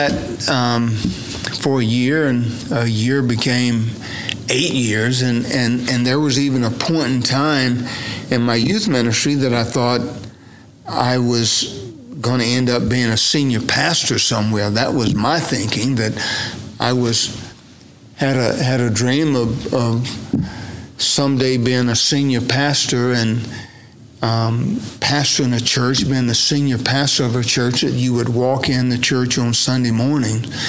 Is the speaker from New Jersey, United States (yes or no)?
no; Eufaula, Oklahoma, United States; down in my hometown of Eufaula. So I grew up around politics.